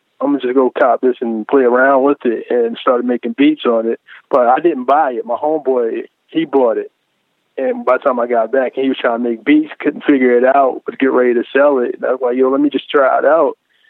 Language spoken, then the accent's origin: English; Baltimore, Maryland, United States; So I was born and raised in Baltimore